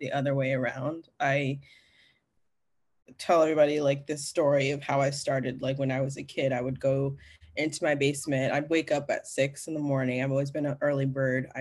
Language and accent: English; Kalamazoo, Michigan, United States; moved away as an adult; also born or lived in Montclair, New Jersey; now in Los Angeles, United States; I was born in New Jersey, Montclair, New Jersey. And then I moved, my mom got remarried and I moved to Kalamazoo, Michigan.